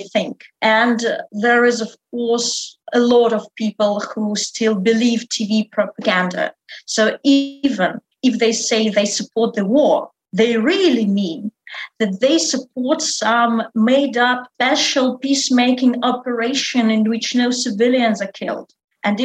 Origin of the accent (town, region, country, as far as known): Russia; English is a second language; now in Moscow, Russia